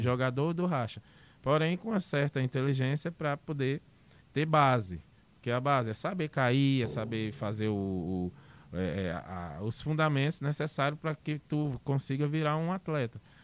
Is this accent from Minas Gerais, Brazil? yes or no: no; Fortaleza, Ceará, Brazil; Eu sou da, daqui de Fortaleza, uhum. do um bairro chamado Joseval